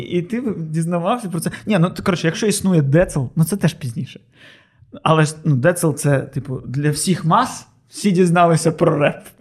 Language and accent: Ukrainian; Odesa, Odesa Oblast, Ukraine; Ми одесити